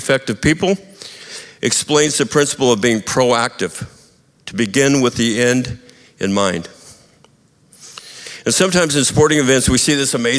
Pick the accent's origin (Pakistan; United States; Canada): United States; also born or lived in Montana / Idaho; when I was growing up in Montana and Idaho